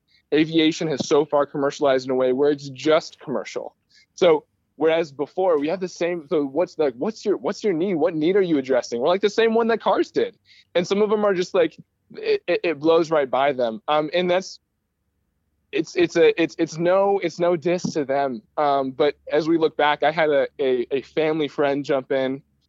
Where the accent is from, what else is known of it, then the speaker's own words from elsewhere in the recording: California, United States; born there; also born or lived in Istanbul, Turkey; now in Michigan, United States; So I'm originally from, I was born in California. We moved to Istanbul. We came back to Michigan